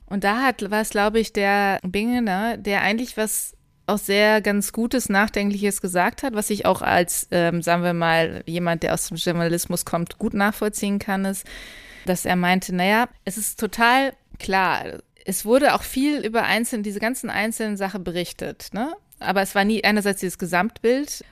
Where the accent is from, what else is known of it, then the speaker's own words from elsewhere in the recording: Lower Saxony, Germany; ich komme ja auch aus Niedersachsen